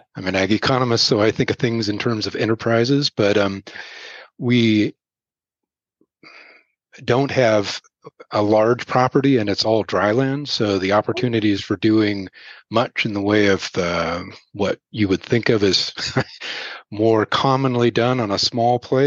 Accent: Pacific Northwest, United States; moved away as an adult; also born or lived in Montana / Oregon; now in Laramie, United States; I grew up in the Pacific Northwest

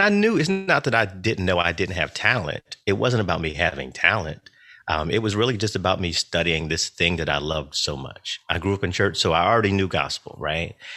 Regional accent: North Carolina, United States; now in Philadelphia, United States; I was born in North Carolina. I do currently live in Philadelphia.

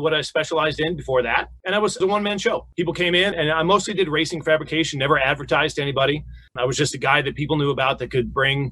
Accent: Newport Beach, California, United States; I grew up in Newport Beach, so I was in the water twice a day in the summer

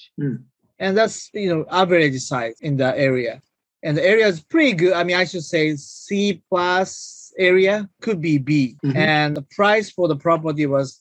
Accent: Japan; moved away as an adult; now in United States; I'm originally from Japan, and I came here when I was 19 for college, and I finished school in US

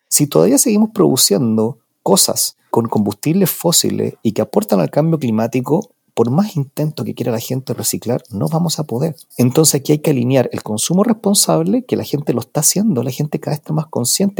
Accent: Chile; nosotros estamos aquí en Chile

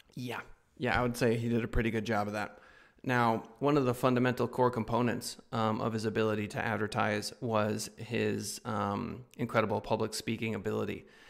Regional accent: United States; as an American

